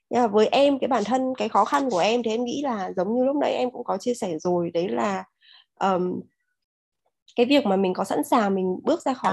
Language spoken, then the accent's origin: Vietnamese; Da Nang, Vietnam; Mình đến từ Đà Nẵng, thị trường không cũ không mới của Amway